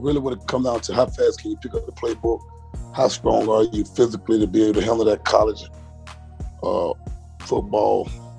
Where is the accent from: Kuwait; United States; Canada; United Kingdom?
United States; Tallahassee, Florida; I'm from Tallahassee, Florida. The great city. The highest of summer hills in the state of Florida.